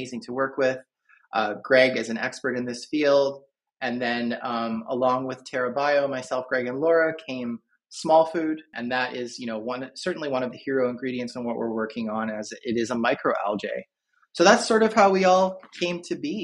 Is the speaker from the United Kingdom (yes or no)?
no; Canada; now in Philadelphia, United States; I am Canadian originally, but I live just outside of Philadelphia now